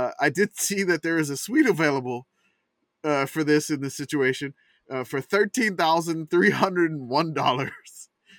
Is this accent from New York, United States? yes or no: no; New Orleans, Louisiana, United States; Even though I grew up in New Orleans